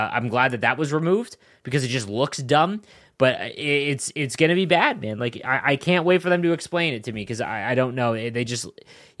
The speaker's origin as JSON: {"language": "English", "country": "Canada", "said": "I'm Canadian"}